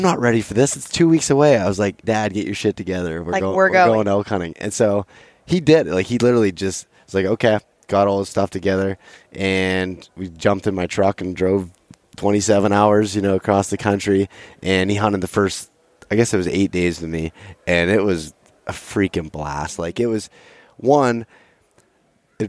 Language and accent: English; Pennsylvania, United States; moved away; my hometown has a brewery there, and it's famous in Pennsylvania